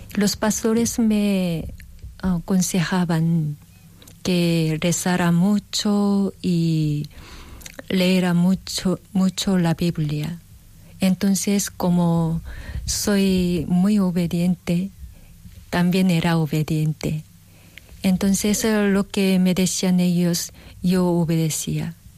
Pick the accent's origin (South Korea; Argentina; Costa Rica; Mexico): South Korea; Spanish is a second language; moved away; en Corea calculamos la edad un poco diferente que aquí